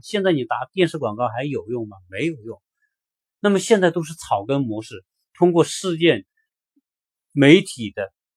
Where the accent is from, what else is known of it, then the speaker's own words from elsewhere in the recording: China; moved away as an adult; now in United States; 我们作为一个中国人，我们在中国生活了几十年，再到美国来